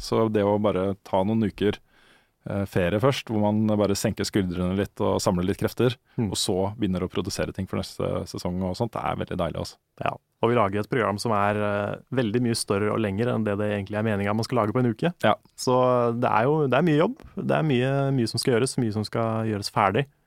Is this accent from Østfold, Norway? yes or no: yes; Moss, Østfold, Norway; Jeg kom jo fra Moss. Så det å på en måte stikke innom Akersmik når man var på Oslo-tur, var jo en del av pakka, liksom.